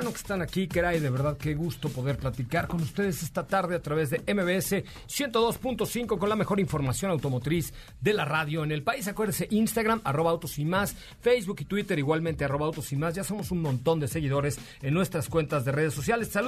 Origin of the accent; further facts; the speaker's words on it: Mexico City, Mexico; born there; nací ahí en la calle de Liverpool, en la colonia Roma